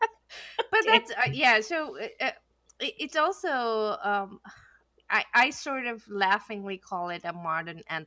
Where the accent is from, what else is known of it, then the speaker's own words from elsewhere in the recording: India; moved away as an adult; I grew up back in India and I came here as an adult